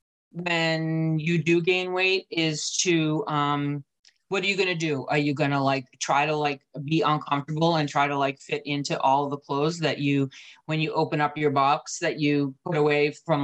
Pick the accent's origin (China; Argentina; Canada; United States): United States; New England; I'm from New England